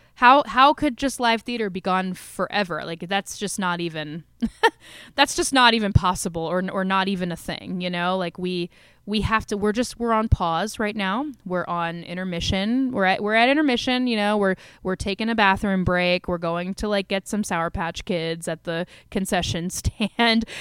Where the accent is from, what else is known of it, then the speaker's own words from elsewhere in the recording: Maryland, United States; also born or lived in Washington, D.C.; I grew up in Maryland.